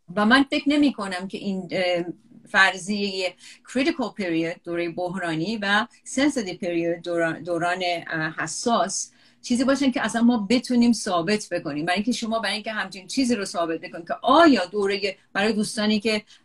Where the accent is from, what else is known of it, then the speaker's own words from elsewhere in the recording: Iran; moved away as an adult; توی ایران بزرگ شده